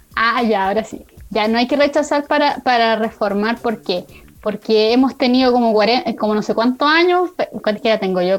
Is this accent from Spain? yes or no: no; Parral, Maule, Chile; yo estaba en Parral porque yo soy de Parral